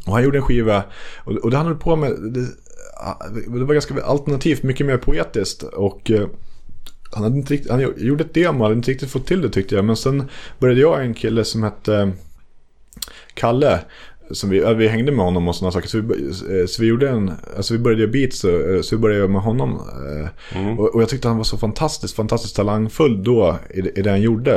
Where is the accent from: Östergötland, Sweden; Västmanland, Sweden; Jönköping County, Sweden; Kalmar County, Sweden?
Västmanland, Sweden; Västerås; jag är från Bäckby Skälby